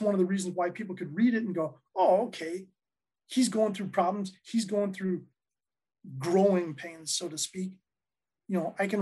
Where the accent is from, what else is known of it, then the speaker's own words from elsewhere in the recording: Minot, North Dakota, United States; moved away as an adult; also born or lived in Oak Park; now in Chicago, United States; I'm originally from Minot, North Dakota, which is about 35 miles south of the Canadian border.